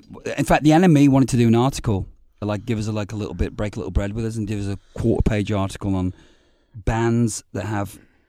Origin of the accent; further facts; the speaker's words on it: Liverpool, North West England, United Kingdom; also born or lived in Glasgow, Scotland / Hamilton; I grew up in Liverpool and Glasgow and Hamilton. It's a steel city.